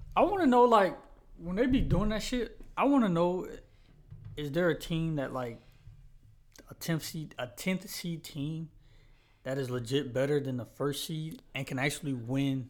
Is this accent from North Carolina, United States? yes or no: yes; North Carolina, United States; I'm from Carolina